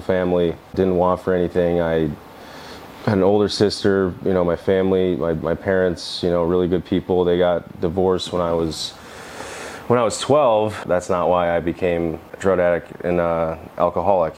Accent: Adams, New York, United States; also born or lived in California; I'm from Adams, New York, which is about an hour south of Canada. Grateful to be from upstate New York

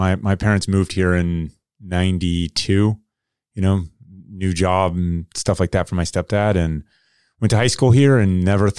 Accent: Kettering, Ohio, United States; born there; So I was born in Kettering, Ohio. Right. So that's Southern Ohio.

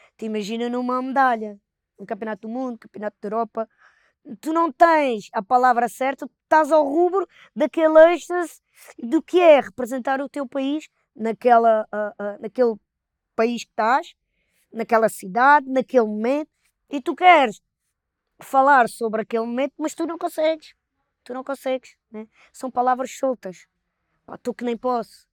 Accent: Palmela, Setúbal, Portugal; nós somos de, de Palmela

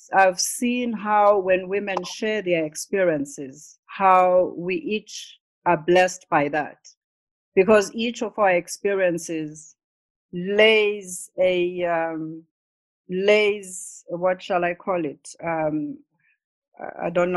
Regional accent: South Africa; we grew up in South Africa

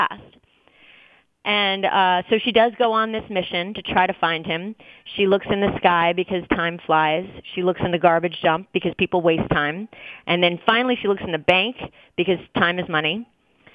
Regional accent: New York City, New York, United States; also born or lived in New Orleans; grew up smack dab in the middle of New York City

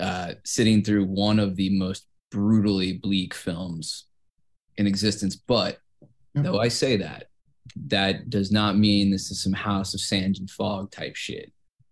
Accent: Kansas, United States; Because I'm from Kansas.

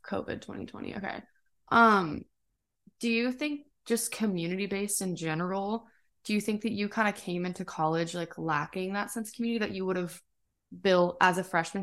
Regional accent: Lake Elsinore, California, United States; born or raised there; moved away as an adult

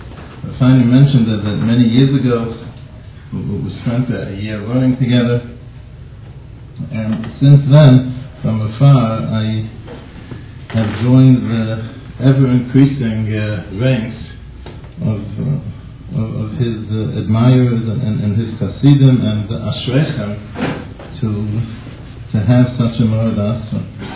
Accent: Boston, Massachusetts, United States; in case you haven't noticed yet from my accent, I come from Boston.

